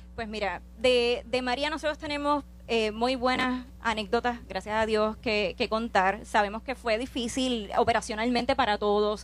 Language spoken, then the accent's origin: Spanish; Orocovis, Puerto Rico; yo soy natural de Orocovis